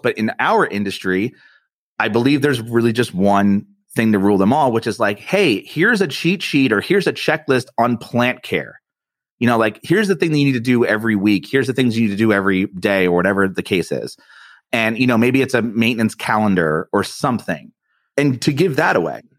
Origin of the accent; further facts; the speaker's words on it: East Coast, United States; I'm from the East Coast and I'm Italian